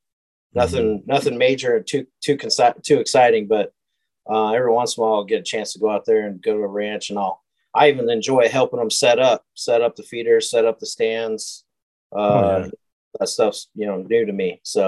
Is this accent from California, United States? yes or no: yes; California, United States; also born or lived in Oregon; now in Spring, United States; A little bit all over. I live in the Spring Woodlands area and, you know, grew up in California, Oregon. My whole family's from Oregon.